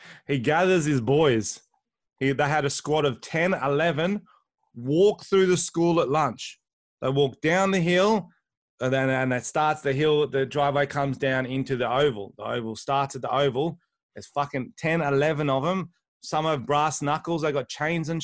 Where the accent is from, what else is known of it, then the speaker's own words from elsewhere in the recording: Wollongong, New South Wales, Australia; We had a lot of WOGs growing up in Wollongong